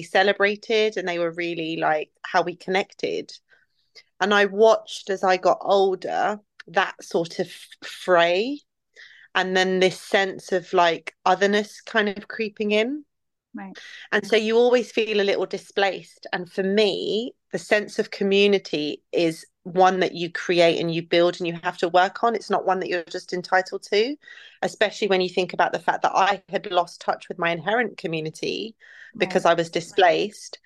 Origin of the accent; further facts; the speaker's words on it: London, United Kingdom; also born or lived in Iraq; the community I built around me in the place in West London that I was raised